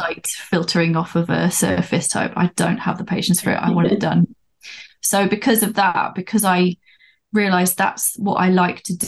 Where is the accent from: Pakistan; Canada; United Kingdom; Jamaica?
United Kingdom; London; now in Newcastle, United Kingdom; I was born in London, but I live up in Newcastle